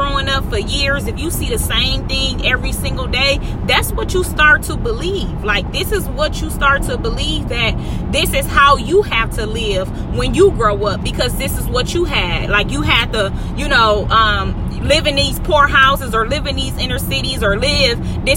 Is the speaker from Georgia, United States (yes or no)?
no; Milwaukee, Wisconsin, United States; Center Street, that's where I'm from, 24th and Center, till